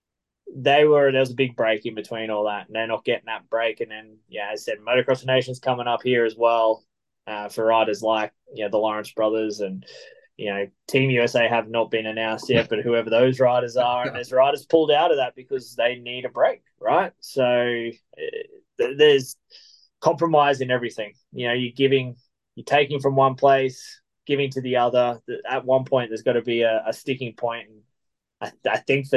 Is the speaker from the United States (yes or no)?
no; Australia; As an Australian